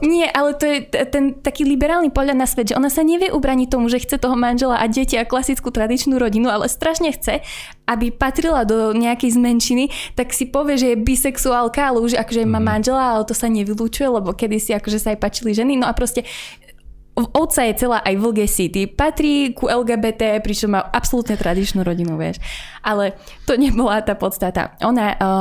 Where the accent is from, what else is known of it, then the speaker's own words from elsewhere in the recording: Slovakia; my sme sa trošku ako Slováci zľakli toho, že priamo naživo vidíme, ako sa naša slovenská identita mení